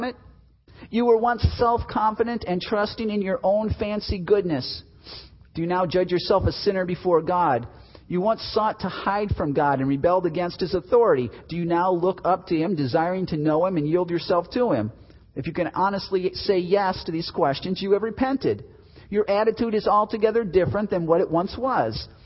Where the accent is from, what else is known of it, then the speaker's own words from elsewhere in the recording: Chicago, Illinois, United States; I'm from Chicago